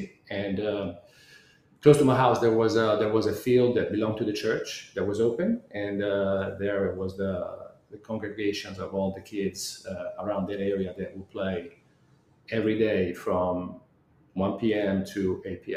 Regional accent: Arezzo, Tuscany, Italy; moved away as an adult; now in Bryan/College Station, United States; I'm from Italy, a little town called Arezzo, which is in the center of the nation

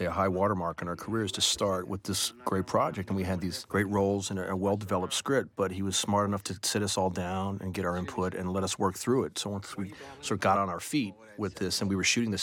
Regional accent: New York City, New York, United States; I grew up in New York City at like a kind of liberal arts high school

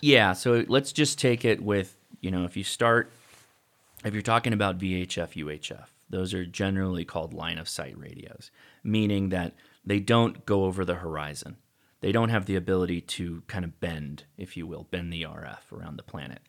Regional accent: Whittier, California, United States; I grew up in a town called Whittier.

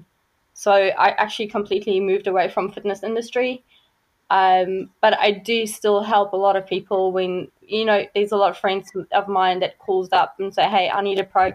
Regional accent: South Africa; moved away as an adult; also born or lived in Richards Bay, South Africa; now in Auckland, New Zealand; I grew up in South Africa, so I'm actually a farm girl. I grew up in a really, really small town, but I've been living on a farm up until I was 18 years old.

